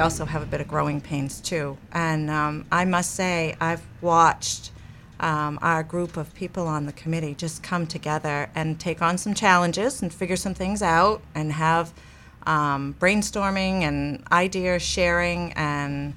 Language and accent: English; East Machias, Maine, United States; moved away; also born or lived in Belfast, Maine; I started out way back when in Washington County in the, actually East Machias